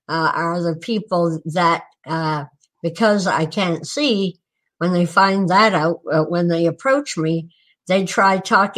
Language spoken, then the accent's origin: English; Newport, Vermont, United States; born there; No, actually, I was born in Newport, Vermont, because that was the closest hospital at the time.